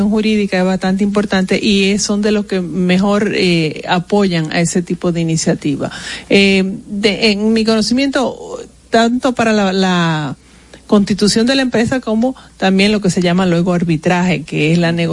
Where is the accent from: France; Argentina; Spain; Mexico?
France; now in Dominican Republic; para mí como francesa